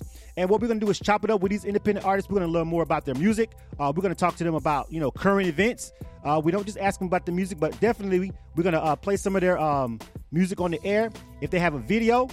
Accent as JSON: {"language": "English", "region": "Florida", "country": "United States", "tie": "born or raised there", "said": "I'm from Florida, right? But even though I was born and raised in one part of Florida"}